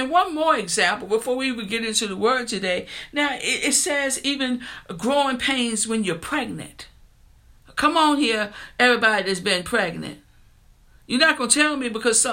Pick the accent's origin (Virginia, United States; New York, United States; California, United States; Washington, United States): Virginia, United States; New Kent; the grocery store in my hometown, it was a store called Chuck's, anybody that came from New Kent, Virginia